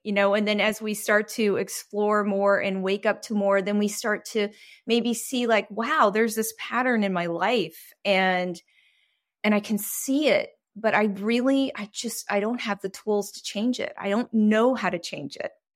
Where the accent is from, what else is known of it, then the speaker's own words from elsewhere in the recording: Texas, United States; moved away as an adult; also born or lived in Greece / Taiwan; I was raised in a fairly religious situation just 'cause I grew up in Texas